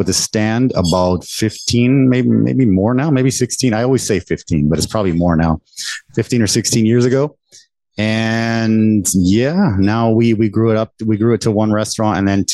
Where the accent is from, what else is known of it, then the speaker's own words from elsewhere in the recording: Canada; moved away as an adult; now in Taiwan; I was the first one born there, born and raised in Canada. And I came to Taiwan about 20 years ago now.